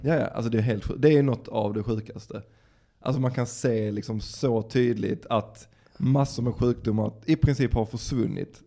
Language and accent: Swedish; Dalby, Skåne, Sweden; jag kommer ju från Dalby